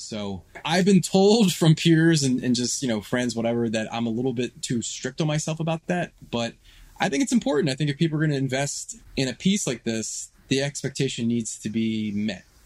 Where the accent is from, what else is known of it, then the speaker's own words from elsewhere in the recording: Philadelphia, Pennsylvania, United States; also born or lived in Washington, D.C.; I'm born and raised in Philadelphia. I, I lived here most of my life.